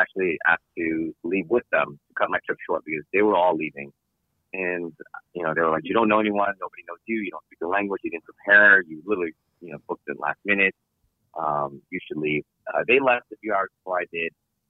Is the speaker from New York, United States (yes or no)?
yes; New York City, New York, United States; I grew up in New York City, born and raised